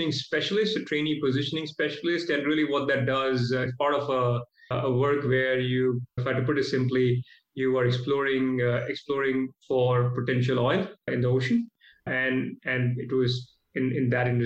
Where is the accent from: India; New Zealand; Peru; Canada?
India; Mumbai, Maharashtra; moved away as an adult; also born or lived in Oklahoma, United States; now in Australia; I was born and raised in Mumbai